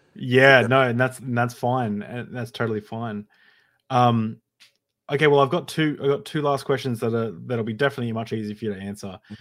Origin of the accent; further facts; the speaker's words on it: Queensland, Australia; we're both from Queensland